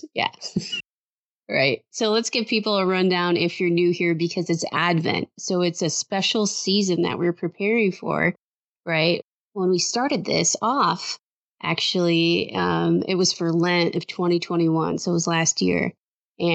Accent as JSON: {"language": "English", "town": "Detroit", "region": "Michigan", "country": "United States", "tie": "born or raised there", "moved": "yes", "lives_now": "Austin, United States", "said": "We grew up in the Metro Detroit area, but I actually, live in Austin, Texas."}